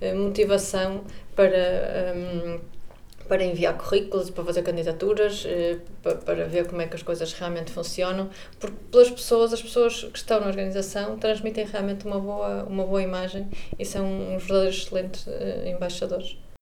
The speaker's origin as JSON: {"language": "Portuguese", "town": "Porto", "region": "Norte", "country": "Portugal", "moved": "as an adult", "lives_now": "Vigo, Spain", "said": "sou do Porto, vivo em Vigo e trabalho em Viena"}